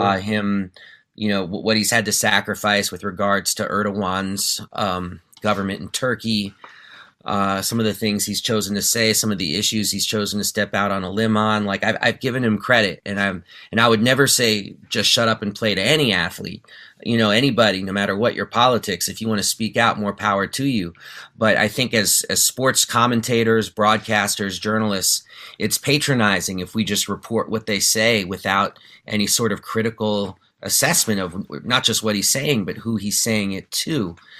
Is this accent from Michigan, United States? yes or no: no; New York City, New York, United States; also born or lived in D.C. Maryland area; now in Maryland, United States; I grew up in New York City in the '80s